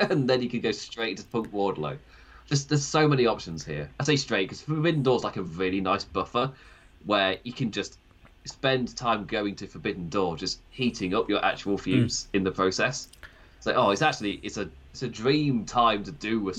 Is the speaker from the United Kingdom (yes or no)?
yes; Nottinghamshire, East Midlands, United Kingdom; accent: Nottinghamshire; my Nottinghamshire accent